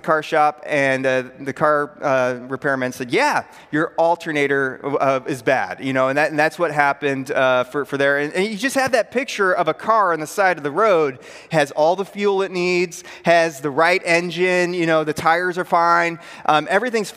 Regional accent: Pearl City, Illinois, United States; moved away; I went to high school in a rural northwest Illinois town called Pearl City, Illinois. You're wondering, well, how rural is it? Here's how rural it is. My hometown was 800 people

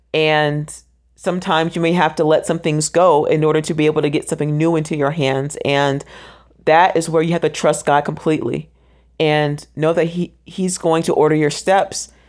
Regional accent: Orlando, Florida, United States; I am originally from Orlando, Florida. That is my hometown.

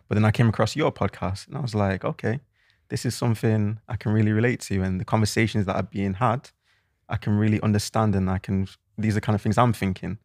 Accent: Manchester, North West England, United Kingdom; also born or lived in Cheltenham; I'm from Manchester, if you can tell by the accent.

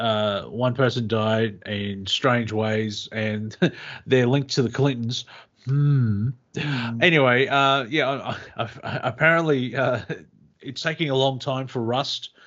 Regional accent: Australia; being Australian

